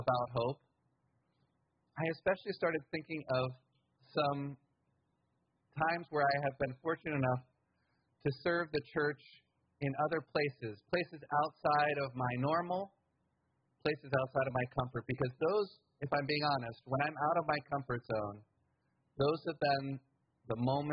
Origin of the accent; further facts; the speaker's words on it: United States; I grew up middle class in the United States in a white household